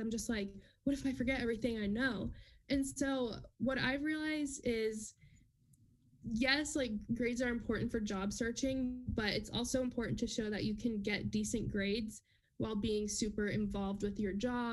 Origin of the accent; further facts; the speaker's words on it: New York, United States; now in Wichita, United States; I'm originally from New York